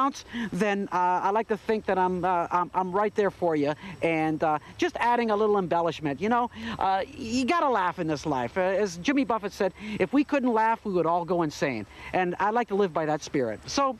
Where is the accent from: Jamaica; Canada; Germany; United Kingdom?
Canada; moved away; I'm always honored to come back to my home country and perform.